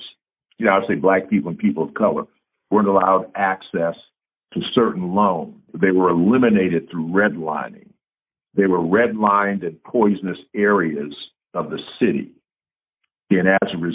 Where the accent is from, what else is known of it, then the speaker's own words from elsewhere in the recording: Vallejo, California, United States; I grew up in one in Vallejo